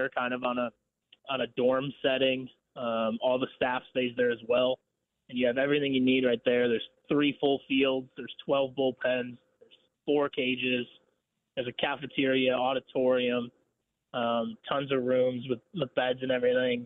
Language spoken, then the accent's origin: English; Milwaukee, Wisconsin, United States; moved away as an adult; also born or lived in Northern Illinois / Chicago / McPherson, Kansas; now in Wichita, United States; I'm originally from Milwaukee, Wisconsin